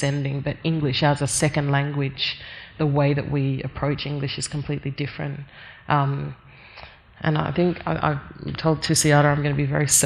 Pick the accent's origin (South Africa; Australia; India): Australia; I was born in Australia